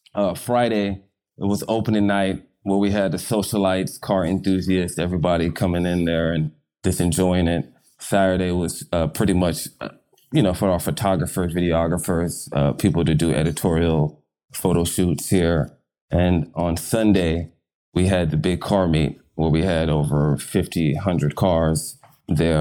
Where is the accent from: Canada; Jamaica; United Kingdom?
United Kingdom; London; now in Los Angeles, United States; I was born in London